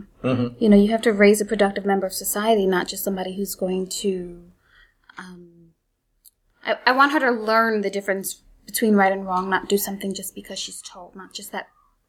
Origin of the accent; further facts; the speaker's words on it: New York City, New York, United States; I grew up in Bushwick in the 80s and, crack hit and it was a volatile place to live, but I was also very much sheltered.